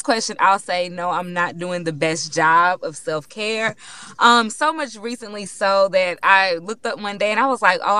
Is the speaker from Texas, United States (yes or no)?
yes; Houston, Texas, United States; I'm from Third Ward, right? That's a black neighborhood in Houston